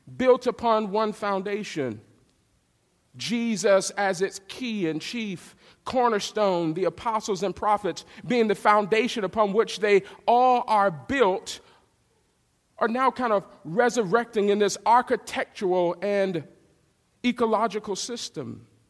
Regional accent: the South, United States; I'm from the South

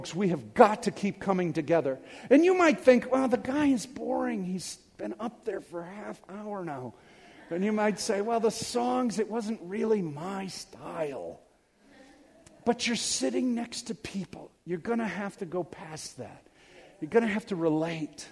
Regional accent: Detroit, Michigan, United States; I'm from Detroit

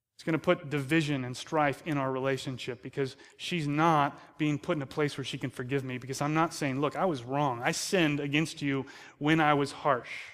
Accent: United States; we're American

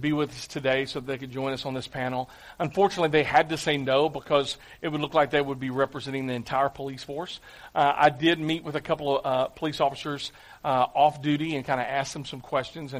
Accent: Clarksville, United States; I'm from Clarksville.

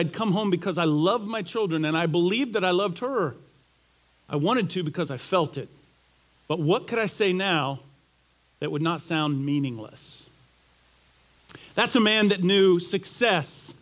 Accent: Florida, United States; I grew up in Florida

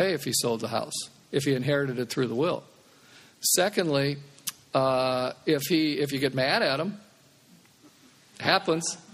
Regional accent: Omaha, Nebraska, United States; I'm from Omaha

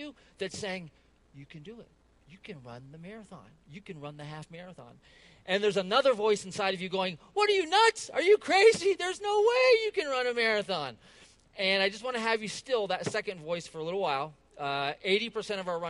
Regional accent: Chicago, Illinois, United States; As a Chicagoan

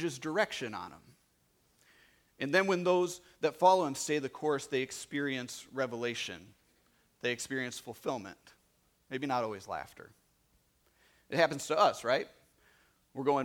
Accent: Manteno, Illinois, United States; moved away as an adult; I grew up in Manteno

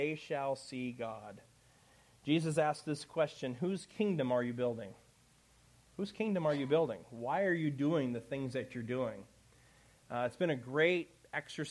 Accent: Chicago, Illinois, United States; moved away; I'm from Chicago

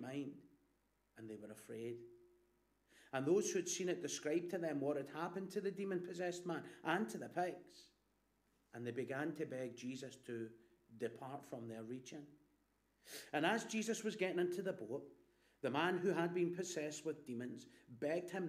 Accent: Glasgow, Scotland, United Kingdom; My mum is from Hag Hill, and I was brought up in Black Hill.

